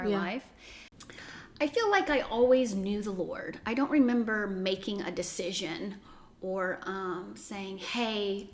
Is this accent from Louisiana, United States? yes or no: yes; Chauvin, Louisiana, United States; also born or lived in Houma, Louisiana; I was born in Houma, but spent most of my life in Chauvin, which is down the bayou